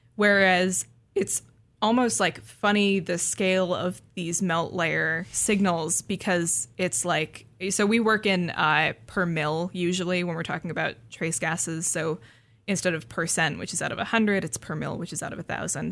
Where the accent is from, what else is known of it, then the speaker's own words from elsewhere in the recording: Seattle, Washington, United States; I grew up in the Seattle area